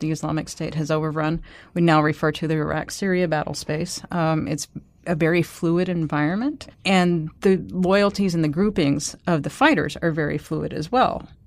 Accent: United States; as Americans

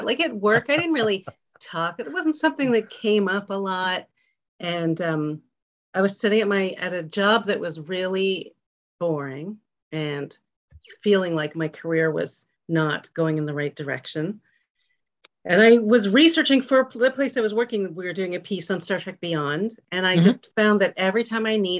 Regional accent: Toronto, Ontario, Canada; I grew up in Toronto

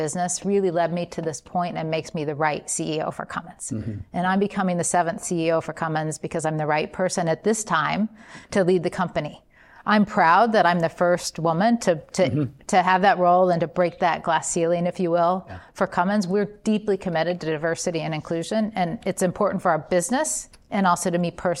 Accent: Columbus, Indiana, United States; Growing up in Columbus, Indiana

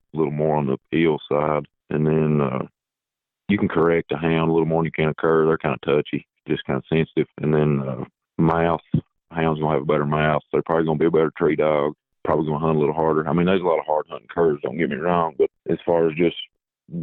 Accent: Sand Gap, Kentucky, United States; I'm from Sandgap, Kentucky

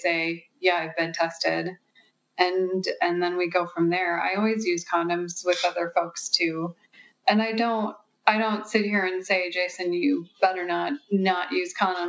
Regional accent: Midwest, United States; now in California, United States; I come from the Midwest, and... You know, I moved to California

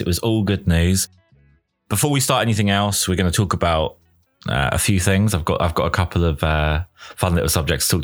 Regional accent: England, United Kingdom; I'm English

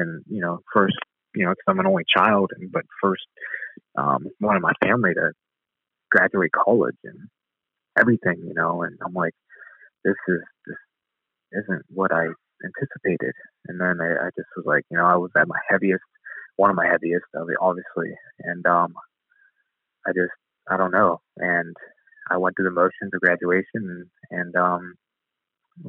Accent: Youngstown, Ohio, United States; my hometown in Youngstown, Ohio

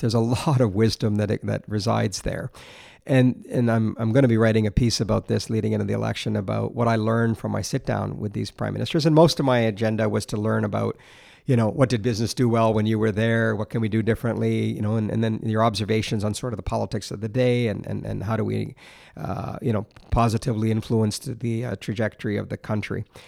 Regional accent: Alberta, Canada; moved away as an adult; now in Ontario, Canada; growing up in Alberta

